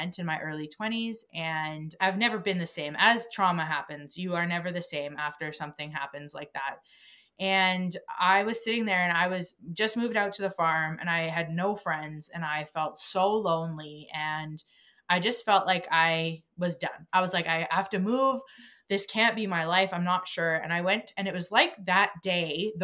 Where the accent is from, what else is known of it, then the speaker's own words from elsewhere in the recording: Crossfield, Alberta, Canada; moved away; I was raised in a very small town, the same town that you live in, actually